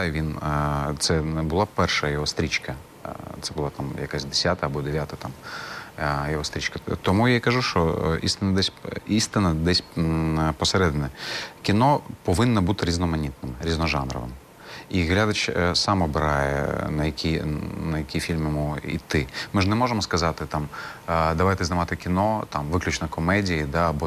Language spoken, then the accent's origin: Ukrainian; Crimea, Ukraine; Відповім як кримський татарин.